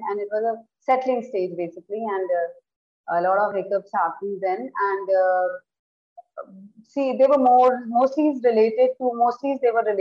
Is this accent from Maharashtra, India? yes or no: no; Udaipur, Rajasthan, India; I am from Udaipur, and I got married uh, in this city only